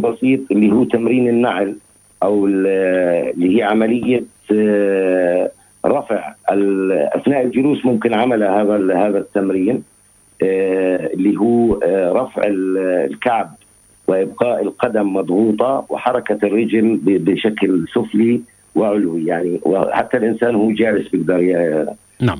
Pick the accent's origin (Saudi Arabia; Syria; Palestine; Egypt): Palestine; عندنا في فلسطين